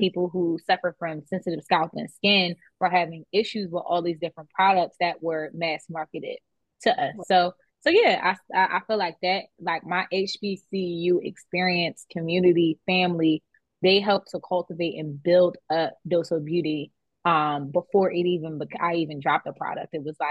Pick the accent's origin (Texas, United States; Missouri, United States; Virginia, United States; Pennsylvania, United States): Pennsylvania, United States; Philadelphia; I'm specifically from the Cox Creek area side of West Philly.